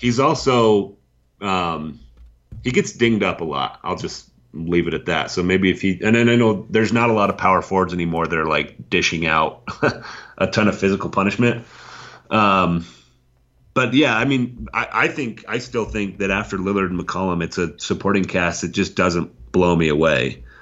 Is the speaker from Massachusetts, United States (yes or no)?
no; Wyoming, United States; I'm from Wyoming